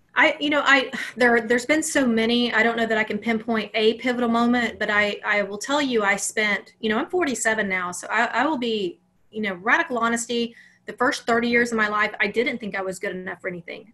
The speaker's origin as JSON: {"language": "English", "region": "Alabama", "country": "United States", "tie": "born or raised there", "said": "I grew up in Alabama."}